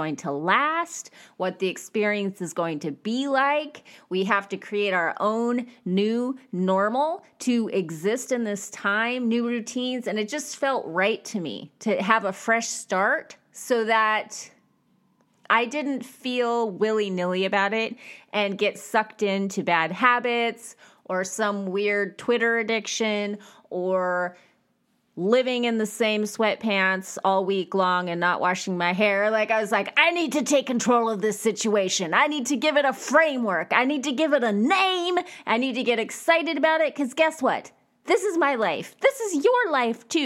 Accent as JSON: {"language": "English", "town": "Bakersfield", "region": "California", "country": "United States", "tie": "born or raised there", "said": "I grew up in Bakersfield, California"}